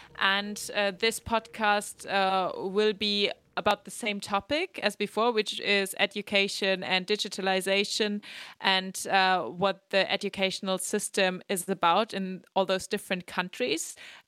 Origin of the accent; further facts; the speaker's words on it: Germany; from Germany